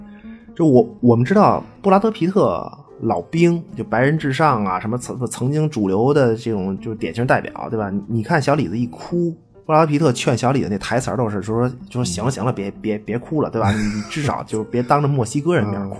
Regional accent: China; 你伤害了我作为一个中国人中国人的这个民族自尊心啊！

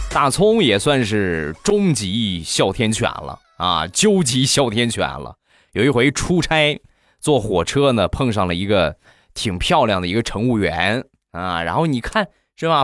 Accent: Rizhao, Shandong, China; 我家乡的特产，日照绿茶

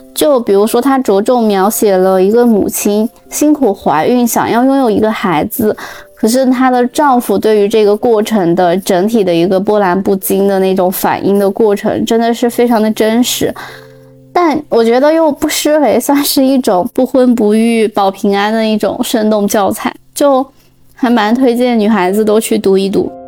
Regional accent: northern China, China; moved away; also born or lived in Europe; 以前小时候在北方就习惯了，反正冬天一定会开暖气

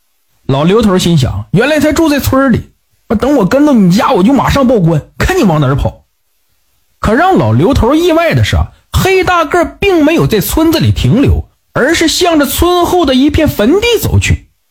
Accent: Northeast China, China; 在我的老家东北有一个地方叫小南门

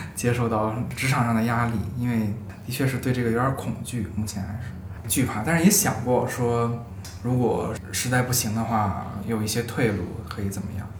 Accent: Beijing, China; 作为一个北京人

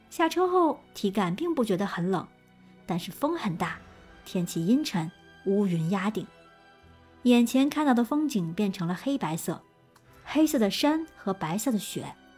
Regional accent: northern China, China; 别看我们是北方人

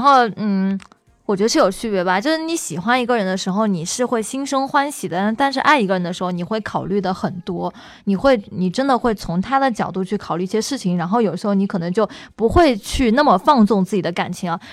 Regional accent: Hubei, China; 我是湖北人

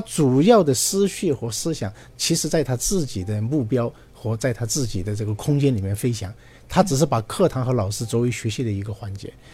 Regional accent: China; 我们中国人

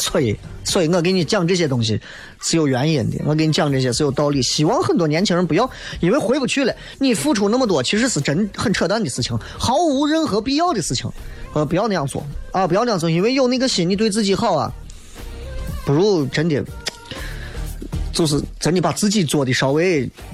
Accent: Xi'an, Shaanxi, China; 作为一个西安人

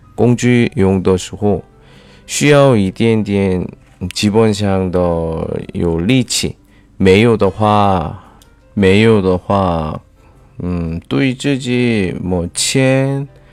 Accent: South Korea; Chinese is a second language; moved away; 我是来自韩国的外教

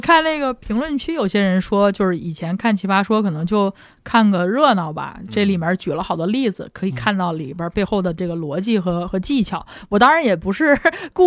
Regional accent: China; moved away; also born or lived in Singapore / United States; 作为一个中国人

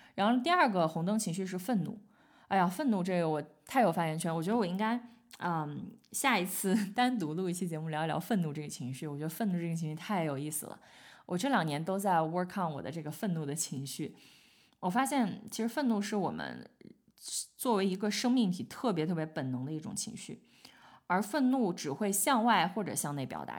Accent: China; 我们中国人讲好面儿

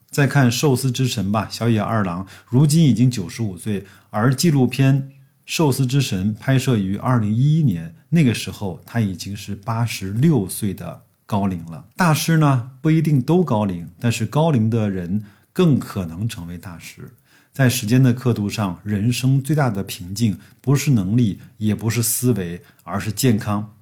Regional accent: China; 象征着我们中国人一年的开始

